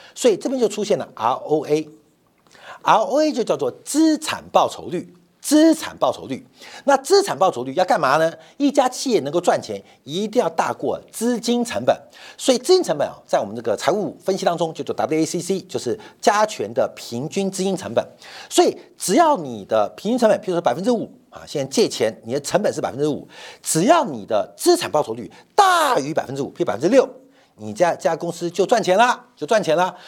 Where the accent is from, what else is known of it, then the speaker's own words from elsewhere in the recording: Taiwan; also born or lived in Guangzhou, China; 我是台湾来的